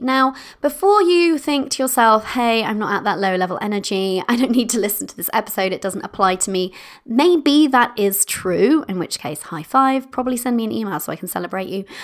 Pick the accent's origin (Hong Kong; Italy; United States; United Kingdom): United Kingdom; I'm British